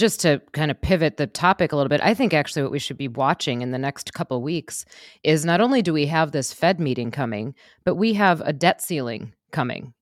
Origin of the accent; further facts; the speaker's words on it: Wisconsin, United States; I'm from Wisconsin